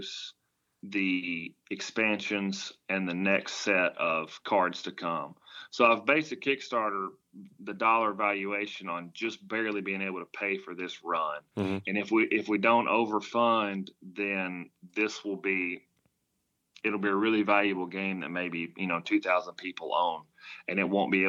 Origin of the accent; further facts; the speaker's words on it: United States; accent: country; I'm from the country, if you can't tell from my accent